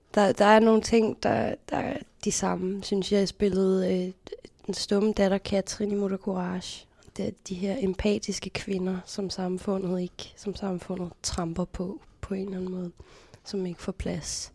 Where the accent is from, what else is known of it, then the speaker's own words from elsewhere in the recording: Copenhagen, Capital Region of Denmark, Denmark; Jeg er 32 år, jeg kommer fra København